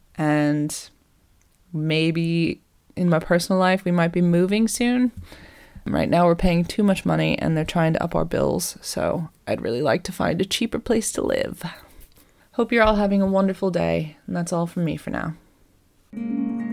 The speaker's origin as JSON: {"language": "English", "town": "Boston", "region": "Massachusetts", "country": "United States", "also_born_or_lived": "California", "moved": "as an adult", "lives_now": "England", "said": "I'm from Boston"}